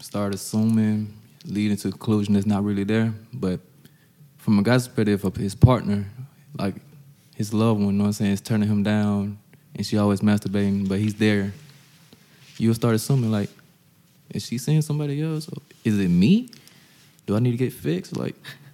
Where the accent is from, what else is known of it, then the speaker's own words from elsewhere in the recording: Eastman, Georgia, United States; Down South is where I'm from. You only get one red light and you only get one Walmart and everybody shops there